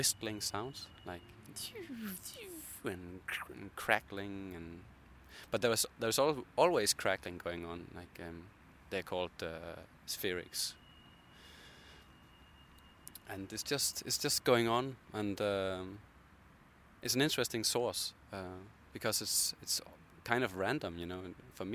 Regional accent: Copenhagen, Capital Region of Denmark, Denmark; I'm from Copenhagen

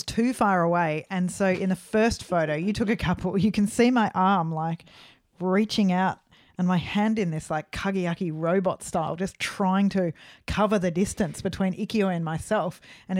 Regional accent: Australia; We should have said we're from Australia.

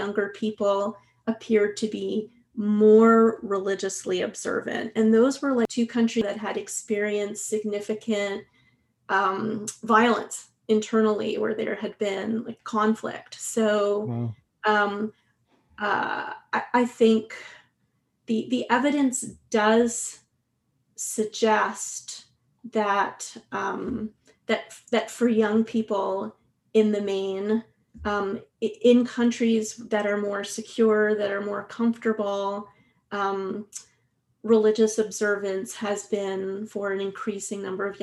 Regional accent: Quebec, Canada; now in Vancouver, Canada; I'm originally from Quebec, and so I was very young when the, you know, the Quiet Revolution was taking place

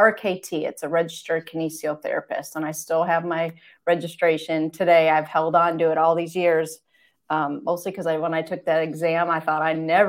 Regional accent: Michigan, United States; Well, my background, I guess I grew up in Michigan, kind of rural farmland atmosphere, grew up next to my grandparents, and everyone on that road kind of was very down to earth people.

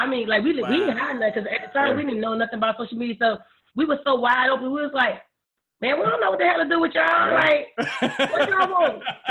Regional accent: Miami, Florida, United States; I'm from Lincoln Field 305 all day. Lincoln Field, baby.

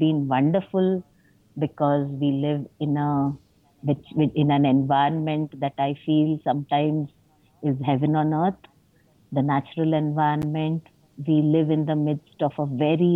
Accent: Mumbai, Maharashtra, India; moved away; I grew up in Bombay, now Mumbai

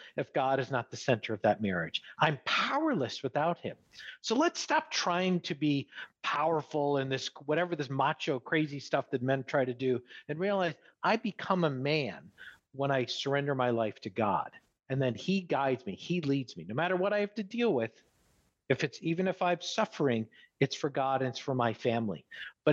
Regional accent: New York, United States; moved away; I'm from New York originally

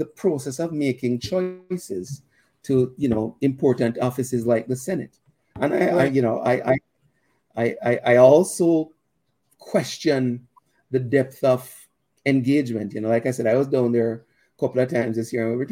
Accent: Jamaica; now in Canada; I'm a Canadian citizen, but I'm a Jamaican. Jamaican born and bred

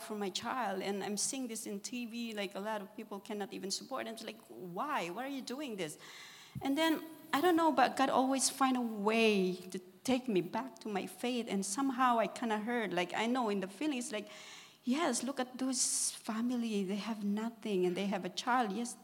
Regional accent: Philippines; moved away; I am from the Philippines. We came over here. My sister sponsored us.

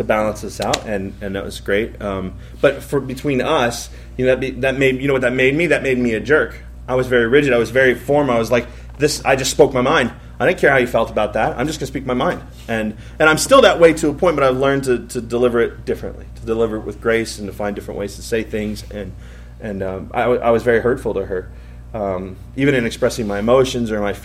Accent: Columbus, United States; I grew up here in Columbus

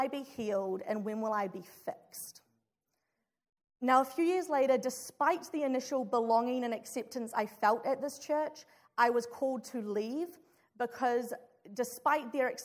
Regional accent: New Zealand; moved away as an adult; now in Chicago, United States; I'm from New Zealand

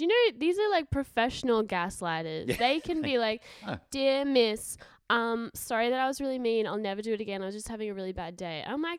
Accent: Redcliffe, Queensland, Australia; Born and raised in Redcliffe.

